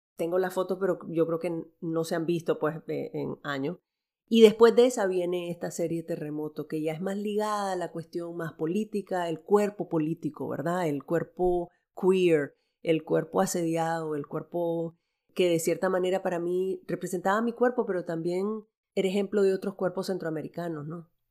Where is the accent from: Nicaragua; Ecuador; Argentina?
Nicaragua; moved away; also born or lived in El Salvador; nosotros llegamos a Nicaragua. En los, yo tenía seis meses